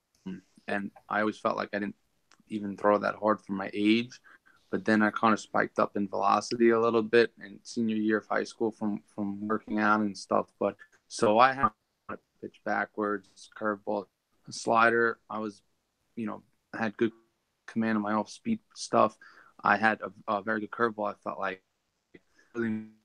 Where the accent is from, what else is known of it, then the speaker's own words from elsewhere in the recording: Lake Ronkonkoma, New York, United States; I'm from Long Island